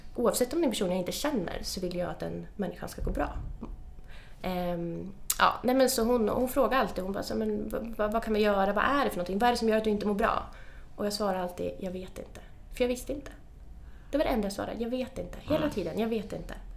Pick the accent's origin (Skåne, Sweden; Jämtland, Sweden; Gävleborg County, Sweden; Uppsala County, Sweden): Jämtland, Sweden; Östersund; Östersund, där jag kommer ifrån